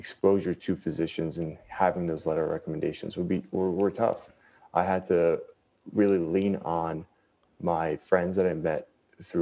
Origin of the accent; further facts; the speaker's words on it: New York City, New York, United States; We were in Queens growing up in a two-bedroom house